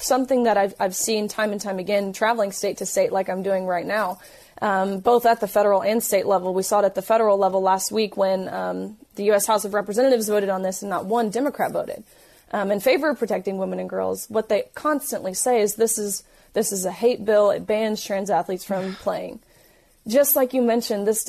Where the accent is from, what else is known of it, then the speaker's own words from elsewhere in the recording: Tennessee, United States; I'm from Tennessee, so I knew, you know, what I'm used to at home, the people in my community.